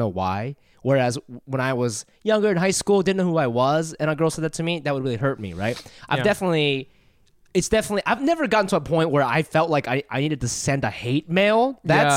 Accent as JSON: {"language": "English", "country": "Japan", "tie": "born or raised there", "moved": "yes", "said": "I grew up in Japan"}